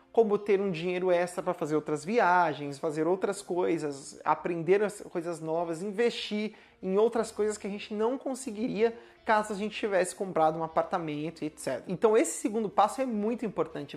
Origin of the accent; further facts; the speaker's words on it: São Paulo, Brazil; bairro de onde eu cresci ou nasci que é aqui no extremo sul de São Paulo, perto do Jardim Ângela